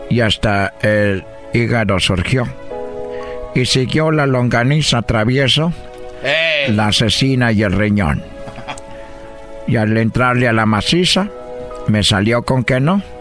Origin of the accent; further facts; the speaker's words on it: Brazil; Spanish is a second language; now in Mexico; yo soy brasileño, pero pues yo llegué a México